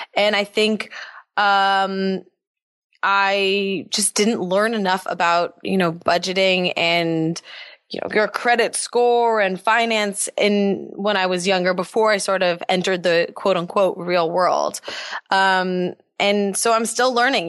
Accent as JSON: {"language": "English", "town": "Los Angeles", "region": "California", "country": "United States", "tie": "born or raised there", "also_born_or_lived": "North Carolina", "said": "I am born and raised in Los Angeles"}